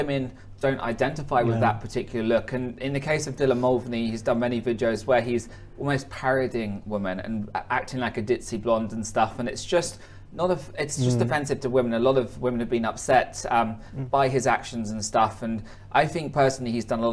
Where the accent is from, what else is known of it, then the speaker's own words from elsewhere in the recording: Hertfordshire, East of England, United Kingdom; moved away as an adult; also born or lived in Korea; I'm from Hertfordshire